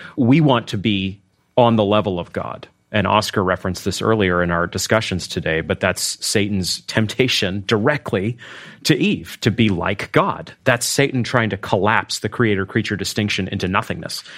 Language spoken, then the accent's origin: English; Maine, United States; now in Arkansas, United States; I'm from Maine